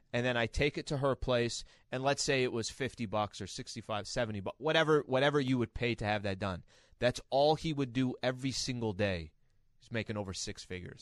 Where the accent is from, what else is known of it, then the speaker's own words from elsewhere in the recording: San Diego, California, United States; growing up in San Diego